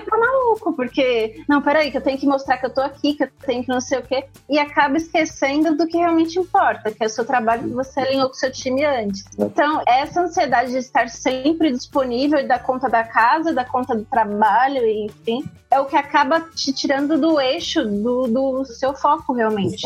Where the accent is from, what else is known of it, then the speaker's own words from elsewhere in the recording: São Paulo, Brazil; eu sou de São Paulo